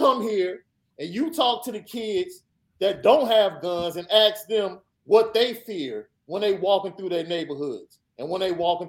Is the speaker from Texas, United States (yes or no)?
no; Chicago, Illinois, United States; Guns were barely even present when I grew up in Chicago.